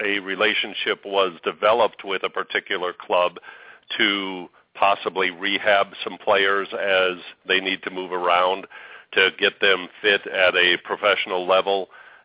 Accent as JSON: {"language": "English", "region": "Arizona", "country": "United States", "moved": "yes", "said": "I'm actually from Arizona"}